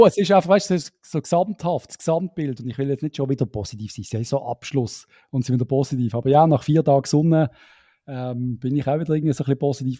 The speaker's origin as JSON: {"language": "German", "country": "Switzerland", "said": "als Schweizer"}